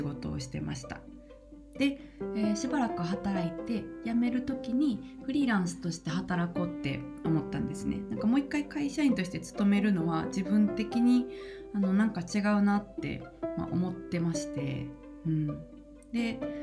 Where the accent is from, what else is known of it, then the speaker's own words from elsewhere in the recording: Kansai, Japan; 関西人としては